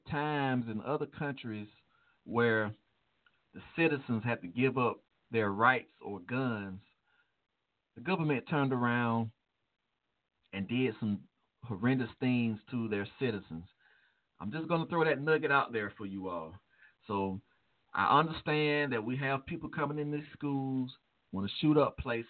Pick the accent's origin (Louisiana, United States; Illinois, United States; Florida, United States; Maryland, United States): Illinois, United States; Chicago; my hometown, Chicago